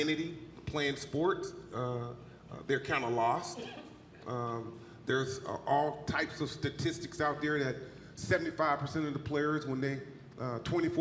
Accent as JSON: {"language": "English", "region": "Eastern North Carolina", "country": "United States", "tie": "born or raised there", "moved": "as an adult", "lives_now": "Wisconsin, United States", "said": "growing up in Eastern North Carolina, my family was into the church"}